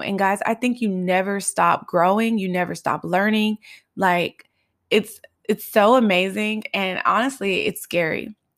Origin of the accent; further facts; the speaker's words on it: Los Angeles, California, United States; growing up in South Central and Highland Park